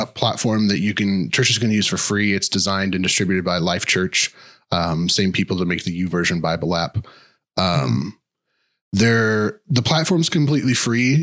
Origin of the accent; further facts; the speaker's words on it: Kansas City, Missouri, United States; I am from Kansas City.